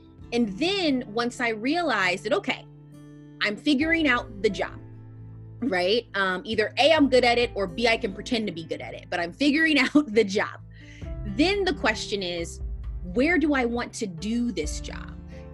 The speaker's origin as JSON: {"language": "English", "town": "St. Louis", "region": "Missouri", "country": "United States", "tie": "born or raised there", "also_born_or_lived": "Mississippi", "moved": "as an adult", "lives_now": "San Francisco Bay Area, United States", "said": "I was born and raised in Missouri, in St. Louis, Missouri"}